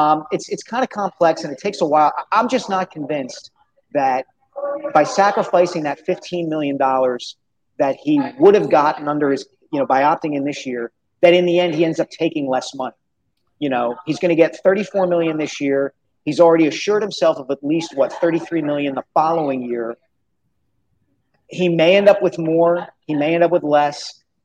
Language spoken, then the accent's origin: English; Philadelphia, Pennsylvania, United States; growing up in the Philadelphia area